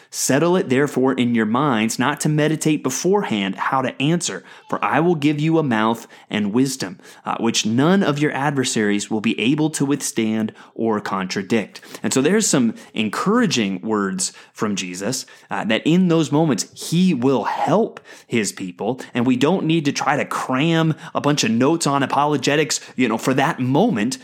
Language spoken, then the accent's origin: English; United States; as American Christians